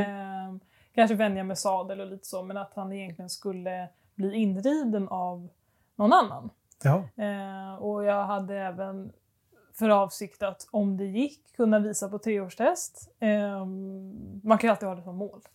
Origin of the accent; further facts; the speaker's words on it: Stockholm, Stockholm County, Sweden; moved away; jag är uppvuxen i Stockholm